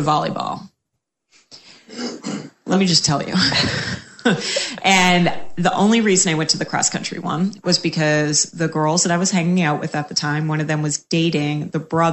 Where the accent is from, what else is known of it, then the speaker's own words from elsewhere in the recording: Cape Cod, Massachusetts, United States; moved away as an adult; also born or lived in Boston; now in Tampa, United States; I'm from Cape Cod, Massachusetts.